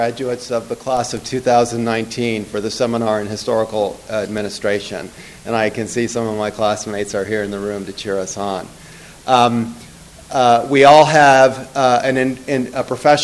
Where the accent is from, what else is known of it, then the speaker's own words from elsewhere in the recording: Palo Alto, California, United States; my hometown of Palo Alto, California